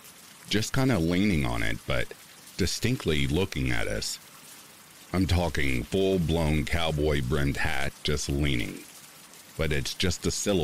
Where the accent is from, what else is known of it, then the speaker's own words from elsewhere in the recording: Orange County, California, United States; I grew up in Orange County, California.